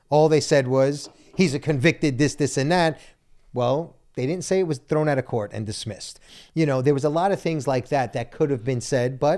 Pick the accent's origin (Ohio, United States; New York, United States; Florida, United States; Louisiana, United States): New York, United States; Brooklyn; Listen, and I'm Italian from Brooklyn.